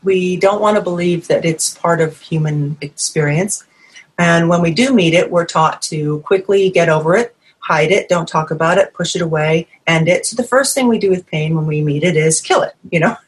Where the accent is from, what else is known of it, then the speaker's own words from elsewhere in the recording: New England, United States; moved away; I'm from New England originally.